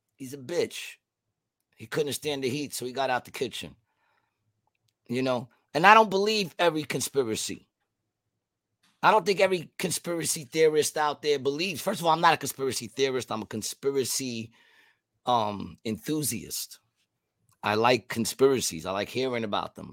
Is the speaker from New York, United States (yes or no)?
yes; New York City, New York, United States; also born or lived in Glendale; I grew up in Queensbridge and Ravenswood